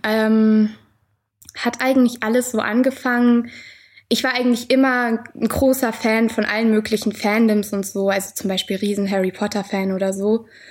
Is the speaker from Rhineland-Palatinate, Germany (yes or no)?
yes; Mainz, Rhineland-Palatinate, Germany; ich bin tatsächlich auch in Mainz geboren.